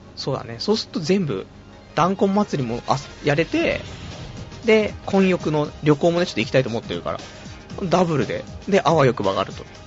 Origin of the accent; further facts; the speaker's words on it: Saitama, Japan; also born or lived in Tokyo; 埼玉生まれ、埼玉育ち、で、ちょっと上京したけども、すぐ挫折して今埼玉県民